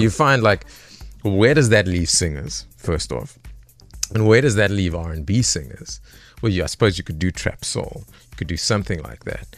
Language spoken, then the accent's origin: English; Johannesburg, Gauteng, South Africa; Born and raised in the East Rand of, uh, Joburg